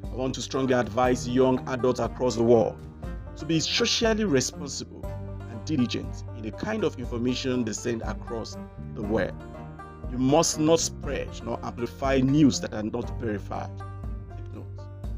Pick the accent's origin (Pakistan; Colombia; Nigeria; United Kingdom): Nigeria; from Nigeria.